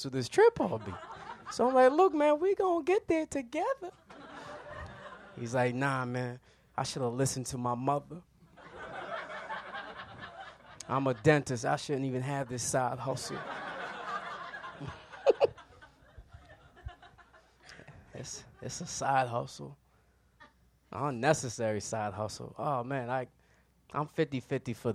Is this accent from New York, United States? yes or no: yes; Yonkers, New York, United States; I'm from Yonkers, New York